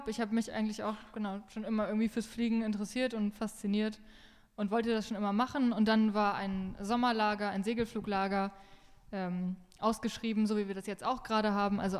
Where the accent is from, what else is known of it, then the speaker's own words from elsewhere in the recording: Lower Saxony, Germany; Ja, ich bin …, ich komme hier aus dem Wendland und fliege auch schon seit 2016